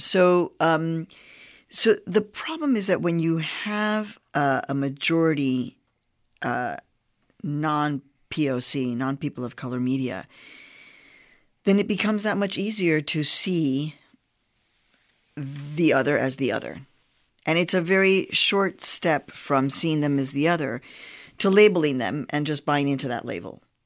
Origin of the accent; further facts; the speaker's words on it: Chicago, Illinois, United States; also born or lived in Mexico; I was born in Mexico. I was raised on the south side of Chicago.